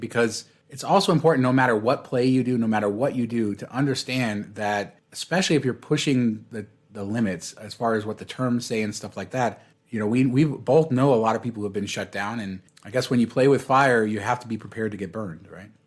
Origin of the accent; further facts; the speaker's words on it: Las Vegas, Nevada, United States; I'm still in my hometown